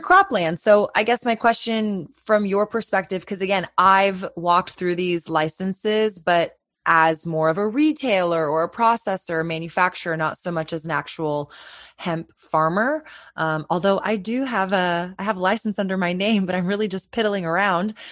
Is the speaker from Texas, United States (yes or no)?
yes; Texas, United States; as a Texan